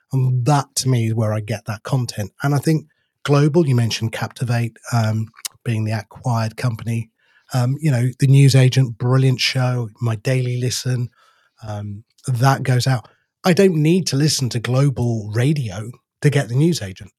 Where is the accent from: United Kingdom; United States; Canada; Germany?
United Kingdom; We're too British